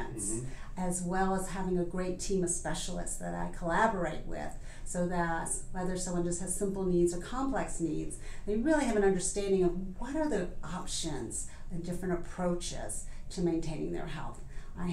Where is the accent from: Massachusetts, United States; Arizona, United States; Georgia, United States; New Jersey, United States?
Georgia, United States; Atlanta; also born or lived in Philadelphia, Pennsylvania / Sandy Springs, Georgia; from Atlanta, native. I grew up about 12 miles from here